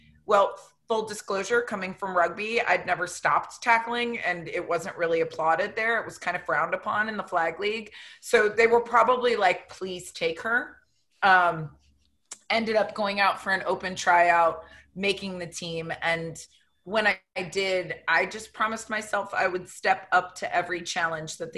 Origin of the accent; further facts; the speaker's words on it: Vero Beach, Florida, United States; I grew up in Florida